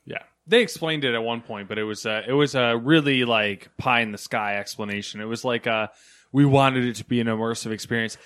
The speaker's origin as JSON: {"language": "English", "country": "United States", "said": "We're in America here."}